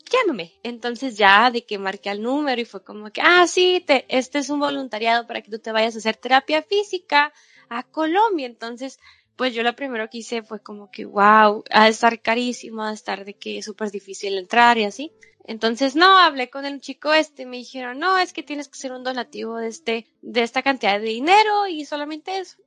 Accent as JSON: {"language": "Spanish", "region": "Sonora", "country": "Mexico", "tie": "born or raised there", "said": "es México, es mi país, eh, es la tierra donde yo nací"}